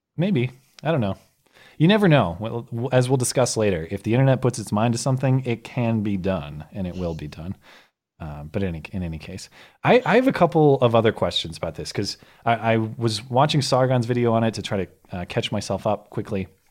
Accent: United States; I am just an American rube

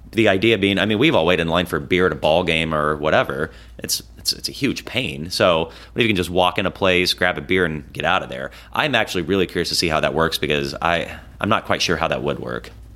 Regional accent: Des Moines, Iowa, United States; Des Moines, you know, my hometown

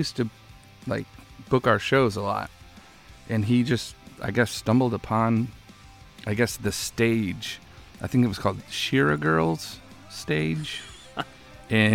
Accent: Orange County, California, United States; moved away as an adult; also born or lived in Buffalo, New York; now in Austin, United States; I was born in Buffalo, and I lived there till I was 10, and then I moved to California.

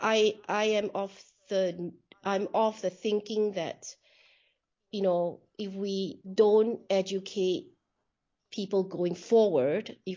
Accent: Singapore; moved away; I was born in Singapore and I lived in Singapore for a good part of my life.

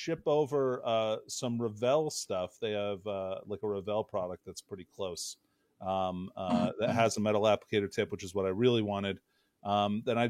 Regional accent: Alaska, United States; growing up in Alaska

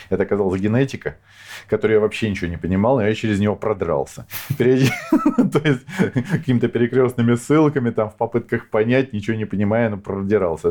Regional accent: Moscow, Russia; moved away as an adult; also born or lived in Kyiv, Ukraine; now in Ukraine; родился я в Москве, я коренной москвич, черт знает в каком поколении

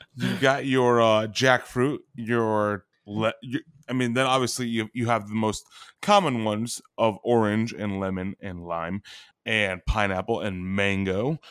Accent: New England, United States; I come from New England

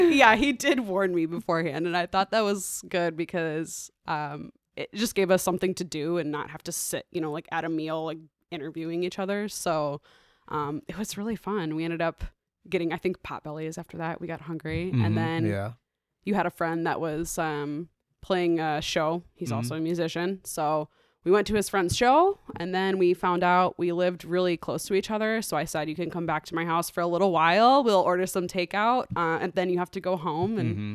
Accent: Traverse City, Michigan, United States; now in Chicago, United States; Traverse City, Michigan. Yes. So I've been here in Chicago for like 7.5 years.

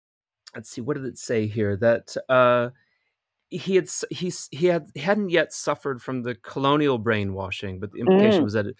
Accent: New Orleans, Louisiana, United States; also born or lived in Slidell; growing up in Louisiana in New Orleans

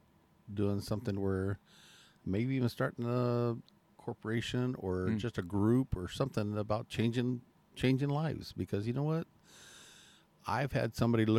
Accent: Chandler, Arizona, United States; also born or lived in Mesa, Arizona; I was born in Mesa, raised in Chandler

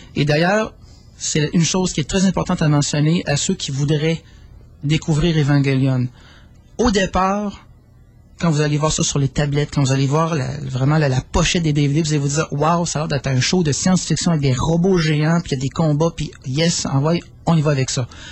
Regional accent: Quebec, Canada

